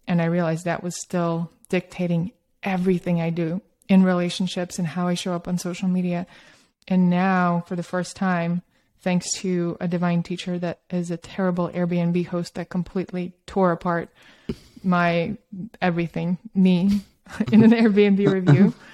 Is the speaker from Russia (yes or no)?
yes; Russia; also born or lived in Australia; now in United States; I grew up in Soviet Russia and Australia, and then I moved to New York and San Francisco. I'm kind of a little bit from all over